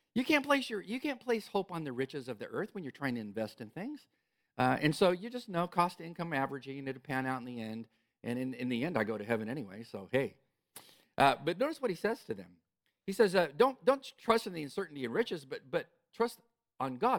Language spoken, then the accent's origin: English; California, United States; moved away; I am from California